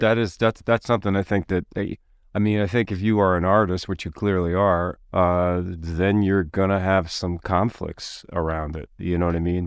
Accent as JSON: {"language": "English", "town": "Philadelphia", "region": "Pennsylvania", "country": "United States", "tie": "born or raised there", "said": "I was growing up in Philadelphia"}